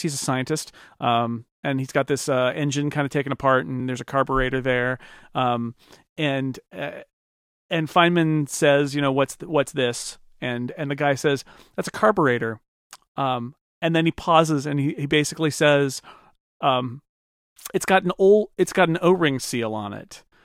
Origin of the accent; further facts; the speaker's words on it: California, United States; I grew up in California